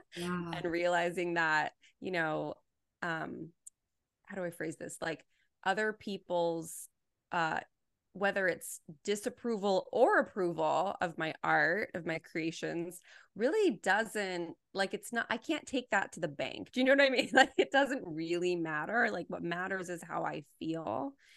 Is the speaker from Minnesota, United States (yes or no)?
no; Los Angeles, California, United States; I was born and raised here, and I will probably always be here